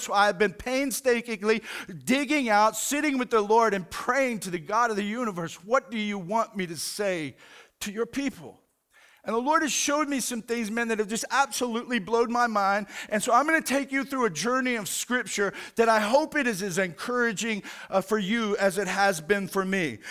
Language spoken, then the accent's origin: English; United States; as an American